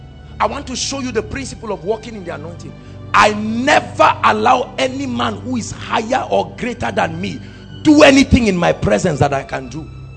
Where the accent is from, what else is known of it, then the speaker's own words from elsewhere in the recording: Zaria, Kaduna State, Nigeria; I came from Zaria with a hunger.